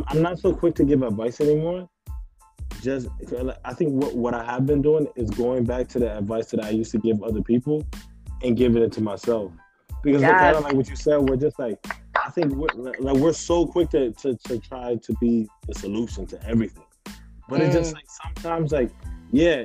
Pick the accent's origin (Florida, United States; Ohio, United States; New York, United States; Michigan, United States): New York, United States; New York City; I'm from the South Bronx. I was born, like, I grew up on Prospect Ave